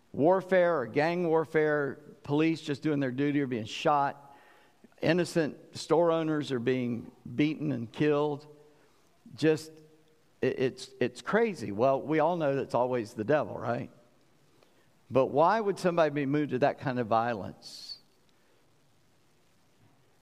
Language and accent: English; South Carolina, United States; I'm from South Carolina, low country.